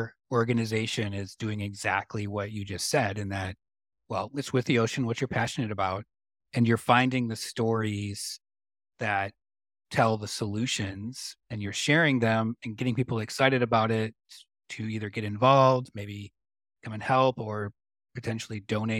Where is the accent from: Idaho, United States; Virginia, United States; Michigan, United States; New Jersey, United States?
Michigan, United States; And I grew up in Michigan, and I still love Detroit.